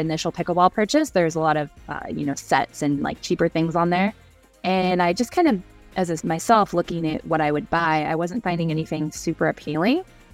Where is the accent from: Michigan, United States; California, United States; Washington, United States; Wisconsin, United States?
Washington, United States; Seattle; now in Utah, United States; I'm actually from Seattle originally, which of course is where pickleball was invented. So I grew up playing in like PE